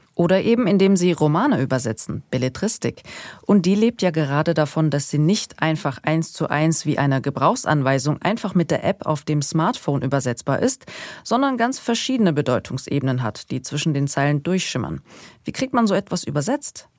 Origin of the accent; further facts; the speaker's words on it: Germany; first language German; Also ich habe ja türkische Wurzeln. Ich bin hier geboren und für mich ist Deutsch meine Muttersprache